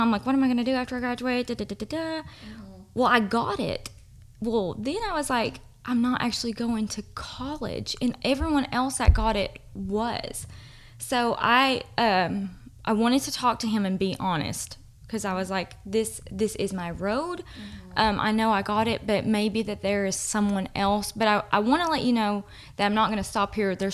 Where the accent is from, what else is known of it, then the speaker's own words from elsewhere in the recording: Livingston, Tennessee, United States; So, I'm from Livingston and if you don't know that TCAT, which is Tennessee College of Applied Technology, is like right across the road.